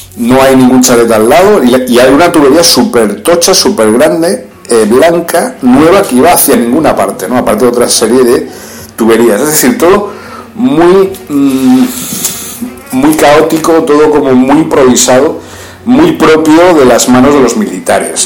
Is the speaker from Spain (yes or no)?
yes; Spain; now in Libya; yo tampoco en mi país